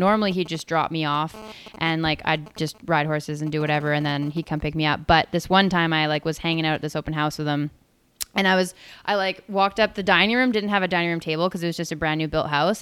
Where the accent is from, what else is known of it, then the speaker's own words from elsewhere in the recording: Tsawwassen, British Columbia, Canada; moved away as an adult; now in Whistler, Canada; I left and went down to Towson again, where I grew up